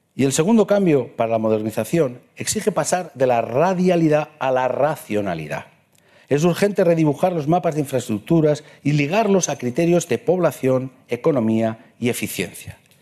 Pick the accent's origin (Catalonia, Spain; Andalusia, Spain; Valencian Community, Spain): Valencian Community, Spain; Morella; also born or lived in Madrid; nací en Morella, donde he sido diecisiete años alcalde